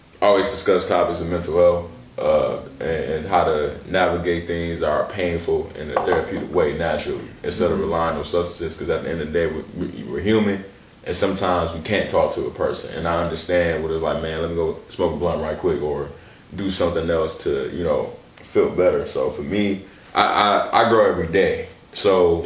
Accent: Milwaukee, Wisconsin, United States; growing up in Milwaukee

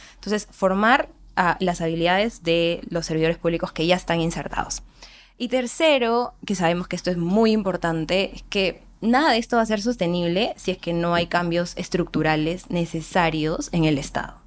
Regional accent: Andahuaylas, Apurímac, Peru; soy de Andahuaylas, Apurímac

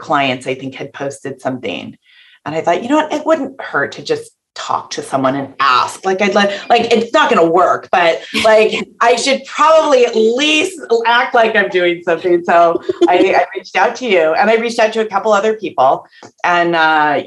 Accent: just outside of San Francisco, Northern California, United States; I'm born and raised in California

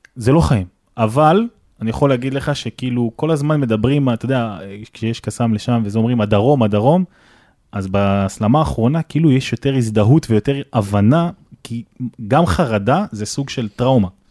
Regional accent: Netivot area, Southern District, Israel; אני גר שם כל החיים

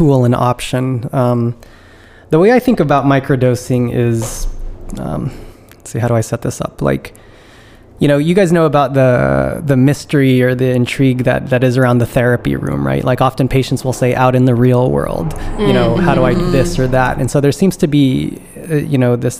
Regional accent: California, United States; moved away as an adult; now in East Coast, United States; I'm originally from California, so I've been living on the East Coast now since 2011

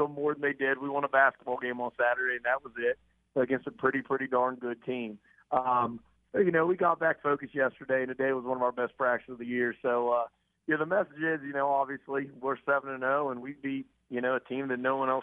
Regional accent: United States; I'm from the High Valley. My father's a steel mill worker

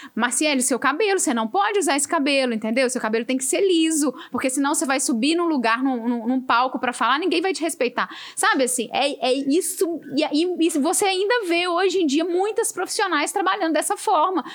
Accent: Minas Gerais, Brazil; Eu sou mineira de verdade.

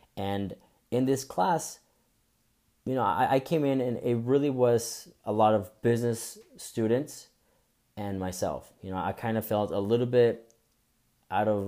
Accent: Bogotá, Colombia; now in United States; I was I was born and raised in Bogota, Colombia

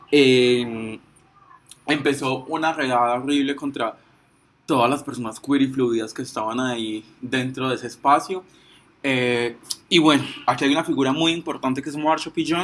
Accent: Pereira, Risaralda, Colombia; Tengo 22 años, soy de Puerto Caldas Pereira

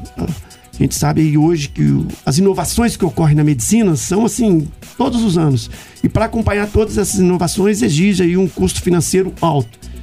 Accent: São João del-Rei, Minas Gerais, Brazil; moved away as an adult; also born or lived in Juiz de Fora / São Paulo / Barretos; Eu que sou filho da terra, sou nascido aqui em Arcângelo, Cajuru. Passei toda a minha infância aqui em São João del Rei, infância e a juventude

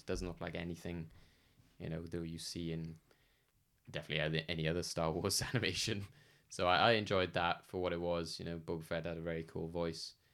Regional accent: United Kingdom; somebody British

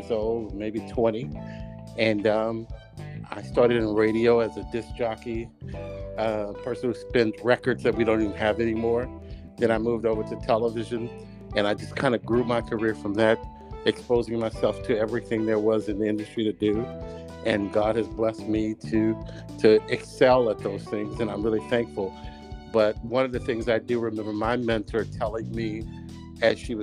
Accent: Texas, United States; moved away as an adult; now in New Jersey, United States; I am from Texas

